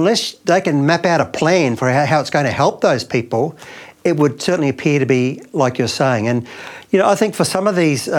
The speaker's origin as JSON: {"language": "English", "town": "Brisbane", "region": "Queensland", "country": "Australia", "tie": "born or raised there", "said": "my hometown of Brisbane."}